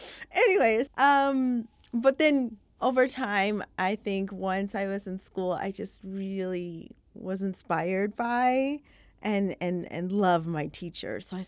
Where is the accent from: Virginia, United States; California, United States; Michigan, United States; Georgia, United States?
Michigan, United States; also born or lived in Florida / England; I was actually born in Florida and then raised for briefly about 5 years in England. But then eventually we settled in the Upper Peninsula of Michigan, in a very small town